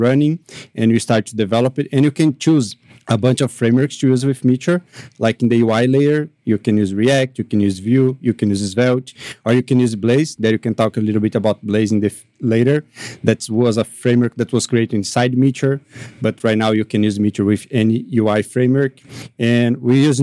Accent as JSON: {"language": "English", "country": "Brazil", "said": "I am from Brazil"}